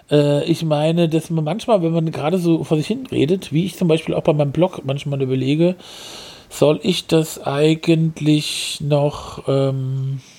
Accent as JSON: {"language": "German", "town": "Essen", "region": "North Rhine-Westphalia", "country": "Germany", "said": "ich bin aus Essen."}